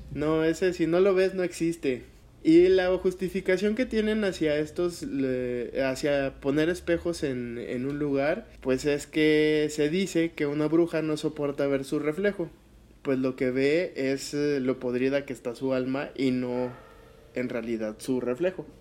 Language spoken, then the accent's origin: Spanish; Zacatecas, Mexico; de mi tierra